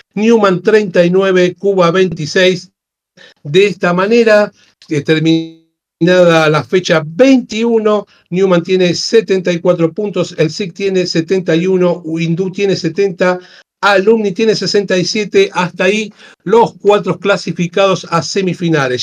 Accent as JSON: {"language": "Spanish", "region": "Buenos Aires", "country": "Argentina", "said": "somos de acá de Buenos Aires"}